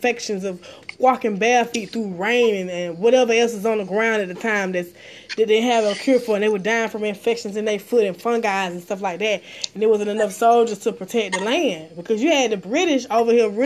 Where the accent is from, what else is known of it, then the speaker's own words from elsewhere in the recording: Atlanta, Georgia, United States; I'm in Atlanta, Georgia. I'm from Atlanta, Georgia